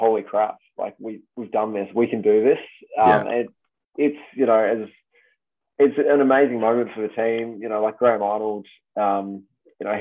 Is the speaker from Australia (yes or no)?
yes; Australia; I was born in Australia, I'm very proudly Australian.